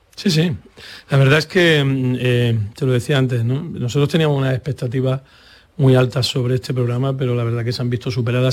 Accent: Andalusia, Spain; como andaluces

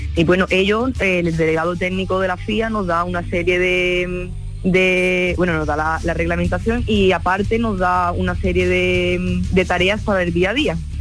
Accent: Villamartín, Andalusia, Spain; en Villamartín, en mi pueblo

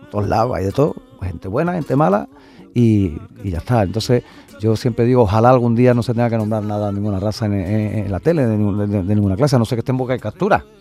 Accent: Huelva, Andalusia, Spain; ahora si Dios quiere me voy unos días para, mi tierra y a ver a mi gente.

